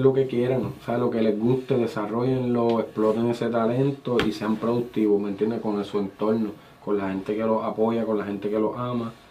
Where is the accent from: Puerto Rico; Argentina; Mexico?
Puerto Rico; Guánica; also born or lived in Yauco / San Germán / San Juan; yo nací en Yauco y me crié en Guánica